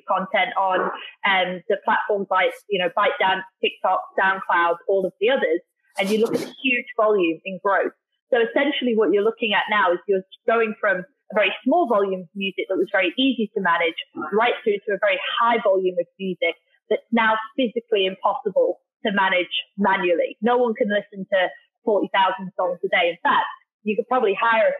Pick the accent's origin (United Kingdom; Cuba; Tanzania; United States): United Kingdom; Darlington, North East England; moved away as an adult; also born or lived in Australia; now in Singapore; I'm from the UK originally, a place called Darlington, so up near Newcastle.